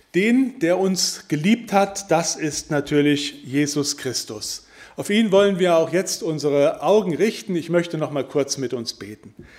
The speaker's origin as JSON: {"language": "German", "area": "Wittgenstein", "region": "North Rhine-Westphalia", "country": "Germany", "said": "Ich komme nun mal aus Wittgenstein"}